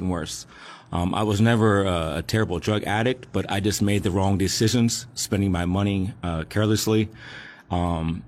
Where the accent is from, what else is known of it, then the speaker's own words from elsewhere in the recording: Alexandria, Virginia, United States; I grew up in Alexandria, Virginia, right outside of the District of Columbia.